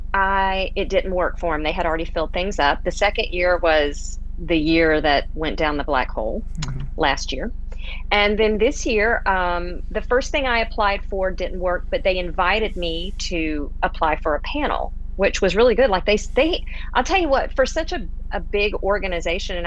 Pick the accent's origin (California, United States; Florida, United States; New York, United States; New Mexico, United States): Florida, United States; Pensacola; moved away as an adult; now in Houston, United States; I was raised starting at about age 2 till 18 in Northwest Florida, right outside Pensacola